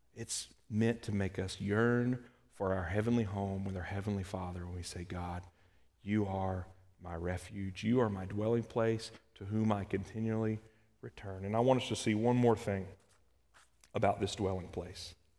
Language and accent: English; Kentucky, United States; moved away; also born or lived in Alabama; I'm from Kentucky. And then I spent some time in Alabama.